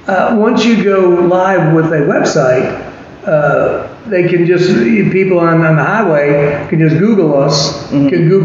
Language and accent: English; United States; now in Draper, United States; So we have 8 siblings, and we are from Charlotte and Atlanta. But I now live in Draper.